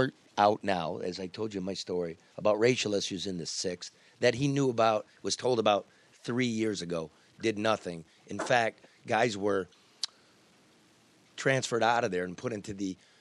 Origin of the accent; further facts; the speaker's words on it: Wayne County, Michigan, United States; growing up in Wayne County